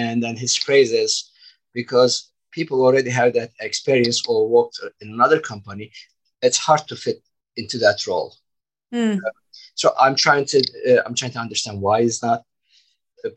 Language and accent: English; Turkey; moved away as an adult; now in United States; I'm originally from Turkey, background construction, and I immigrated to the United States 20 years ago.